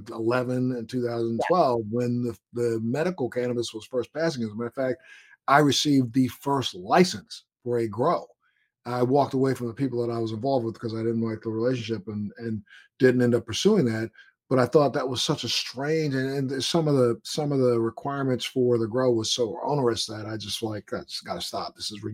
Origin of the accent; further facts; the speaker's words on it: Maryland, United States; moved away; I'm from Maryland originally, and I have a lot of relatives and friends who live down in that area.